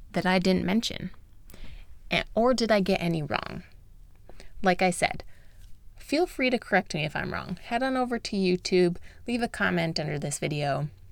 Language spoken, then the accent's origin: English; United States; I'm American